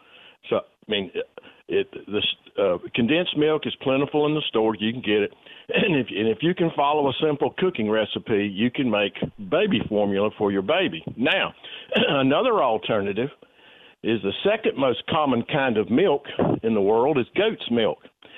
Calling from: Florence, United States; This is … from Florence.

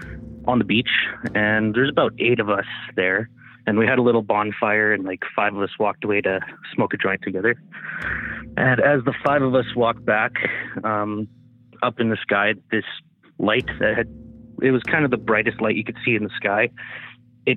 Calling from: Smithers, British Columbia, Canada; From Smithers, BC.

